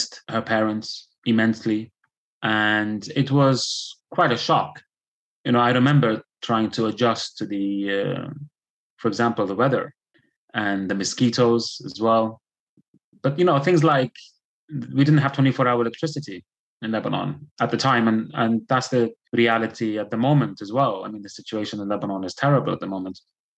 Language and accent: English; Belfast, Northern Ireland, United Kingdom; born there; even though I'm a British citizen by virtue of being born in Belfast, I was never treated as British.